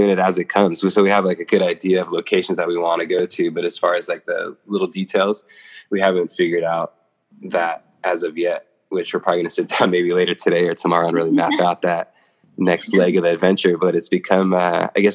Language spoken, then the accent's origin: English; Los Angeles, California, United States; moved away; also born or lived in Atlanta; I'm from Los Angeles